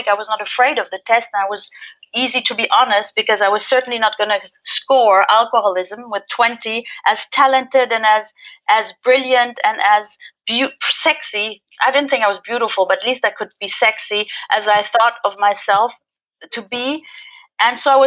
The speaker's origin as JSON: {"language": "English", "region": "Berlin", "country": "Germany", "also_born_or_lived": "Paris", "second_language": "English", "said": "I'm an alcoholic from Berlin, Germany"}